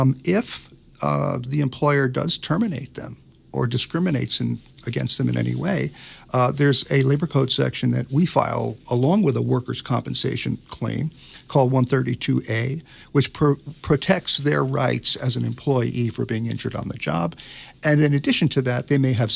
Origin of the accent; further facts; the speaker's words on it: New Jersey, United States; now in Los Angeles, United States; I'm originally from New Jersey